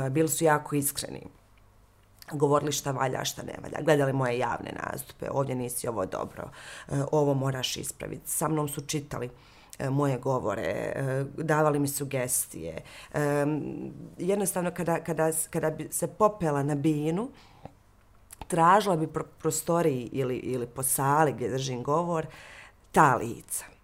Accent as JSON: {"language": "Croatian", "town": "Mostar", "region": "Federation of Bosnia and Herzegovina", "country": "Bosnia & Herzegovina", "moved": "yes", "said": "da se vraćam često u Mostar, ja sam Mostarka na kraju krajeva"}